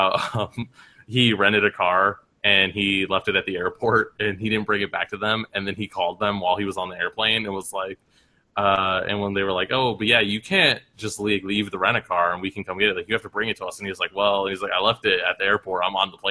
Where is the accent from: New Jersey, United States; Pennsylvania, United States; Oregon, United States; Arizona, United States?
Arizona, United States; moved away; we're from Arizona